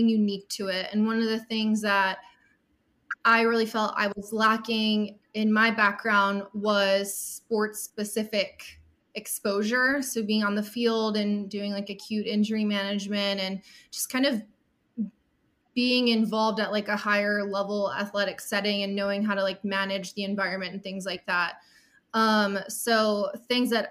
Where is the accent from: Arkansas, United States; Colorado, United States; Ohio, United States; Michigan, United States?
Ohio, United States; Cleveland; I am from Cleveland, Ohio, originally